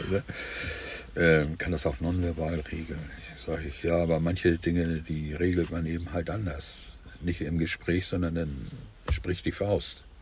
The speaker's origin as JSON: {"language": "German", "region": "Hamburg", "country": "Germany", "tie": "born or raised there", "said": "Hamburg. Also nicht nur Hamburg, äh, ich bin nachher in Heime aufgewachsen"}